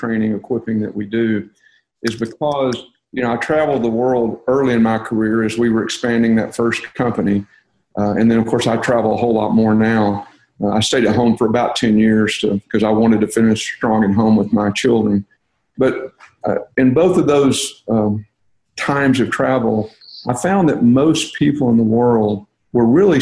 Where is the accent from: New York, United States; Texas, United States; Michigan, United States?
Texas, United States; I'm from Texas